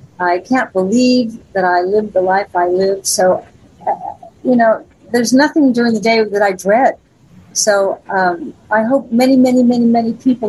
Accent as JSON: {"language": "English", "town": "Las Vegas", "region": "Nevada", "country": "United States", "tie": "born or raised there", "said": "And when I was growing up in Vegas, and I mean from Three's Company on, I was headlining there."}